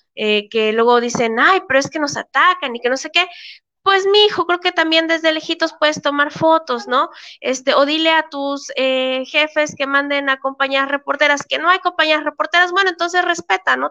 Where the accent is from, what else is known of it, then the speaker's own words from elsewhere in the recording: Chiapas, Mexico; somos de Chiapas